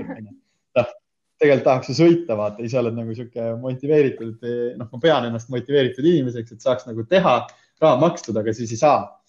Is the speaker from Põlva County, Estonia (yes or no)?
yes; Himmaste, Põlva County, Estonia; tulen siis Põlvast, äh, olen varsti juba kolmkümmend, hetkel kakskümmend üheksa aastat vana ja, ja üles olen kasvanud siis Immastes